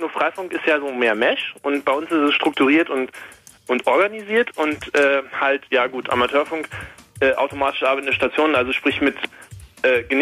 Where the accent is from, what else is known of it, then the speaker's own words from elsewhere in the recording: Osnabrück, Lower Saxony, Germany; Also ich komme aus Osnabrück.